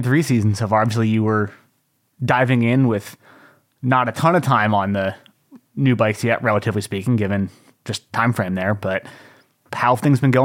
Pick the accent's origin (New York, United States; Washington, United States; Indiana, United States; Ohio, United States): Washington, United States; I'm from Washington